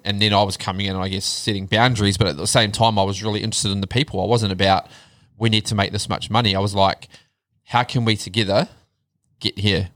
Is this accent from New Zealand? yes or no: yes; Upper Hutt, Wellington, New Zealand; moved away as an adult; now in Australia; from zero to 27, born and bred, upper hut.